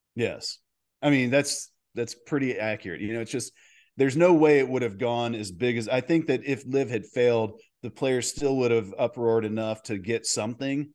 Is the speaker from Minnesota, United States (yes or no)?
no; Dallas, Texas, United States; I grew up in Dallas